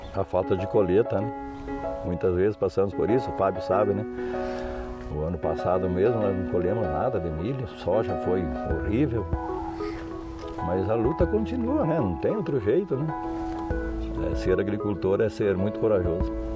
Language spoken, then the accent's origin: Portuguese; Rio Grande do Sul, Brazil; moved away as an adult; now in Nova Alvorada do Sul, Brazil; Nós saímos do Rio Grande do Sul